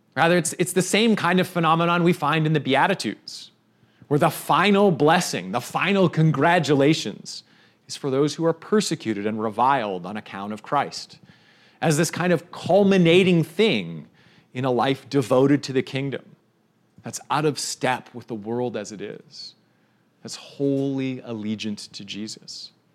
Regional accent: Canada; I'm Canadian

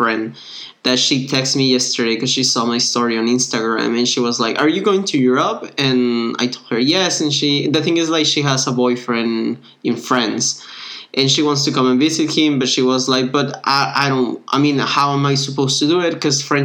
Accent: Mexico; I was from Mexico

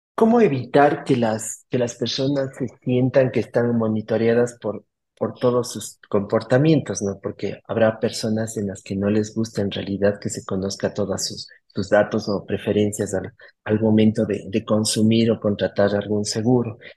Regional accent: Cuenca, Azuay, Ecuador; accent: Cuencano sing-song (cantadito); mi cantadito cuencán

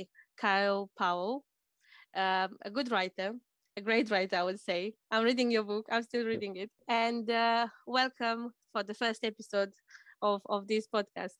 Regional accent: Romania; now in United Kingdom; I'm coming from Romania, and we don't have as many foreigners as we have here in UK

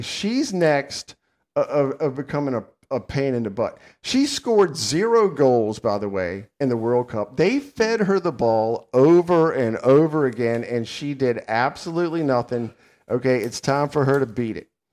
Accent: United States; I'm an American

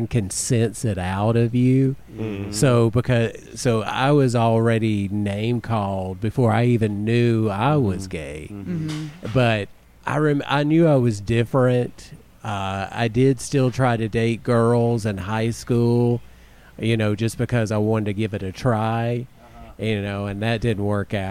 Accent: Haleyville, Alabama, United States; born or raised there; also born or lived in Pelham, Alabama

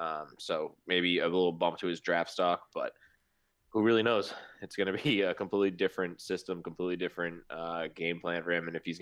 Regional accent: New England, United States; we're from New England.

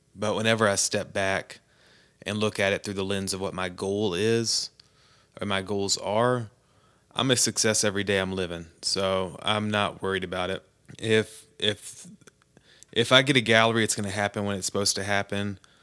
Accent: United States; as an American

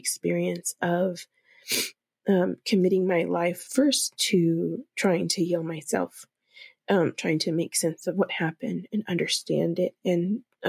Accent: Los Angeles, California, United States; also born or lived in Watts, California; now in Denver, United States; growing up in inner city Los Angeles in the 90s

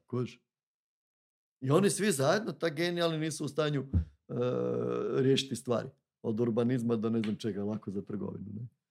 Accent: Zagorje, Varaždin County, Croatia; Bednjanci, to su moji, ja sam Zagorac

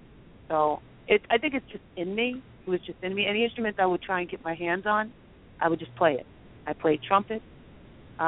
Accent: New York City, New York, United States; I was born and raised in Queens

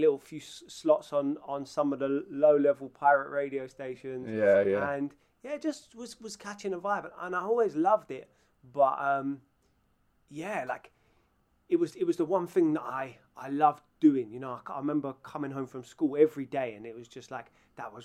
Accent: London, United Kingdom; moved away; I was brought up in Northwest London

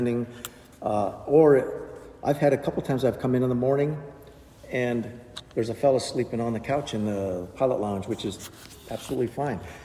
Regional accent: Orlando, Florida, United States; now in Warrenton, United States; We're from Orlando

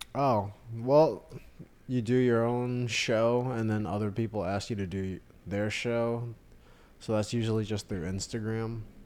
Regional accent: Austin, Texas, United States; moved away as an adult; also born or lived in New York; I was born and raised in Austin, but I went to school in New York

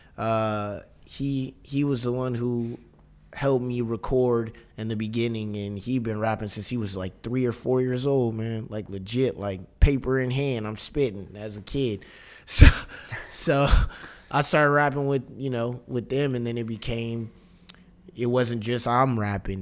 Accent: Inglewood, California, United States; now in Brooklyn, United States; we we're we're all from Inglewood

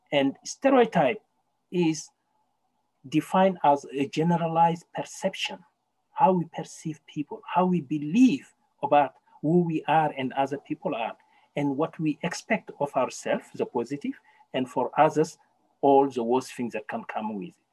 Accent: Canada; English is a second language; We should start thinking that as Canadians, we have a problem. We have systemic racism here, and it is a Canadian thing. And as Canadian, we can resolve it.

